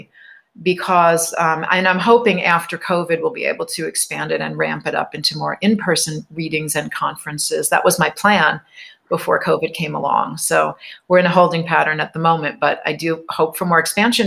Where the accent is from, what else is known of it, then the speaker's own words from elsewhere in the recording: New York, United States; I grew up in New York, right over the New Jersey border